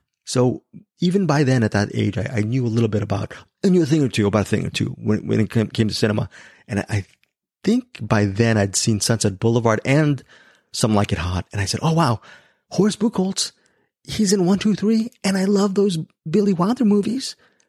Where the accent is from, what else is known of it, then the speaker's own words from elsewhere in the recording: Philippines; So, I am very ashamed because I am Filipino.